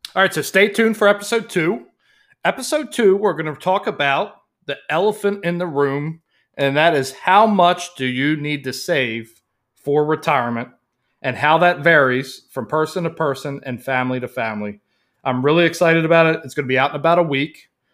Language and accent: English; Baltimore, Maryland, United States; I was raised in Baltimore, Maryland.